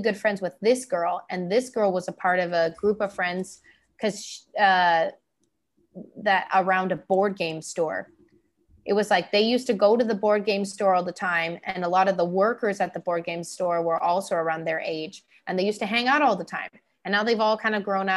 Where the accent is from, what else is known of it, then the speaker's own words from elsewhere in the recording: Canada; moved away as an adult; now in Taiwan; my Canadian side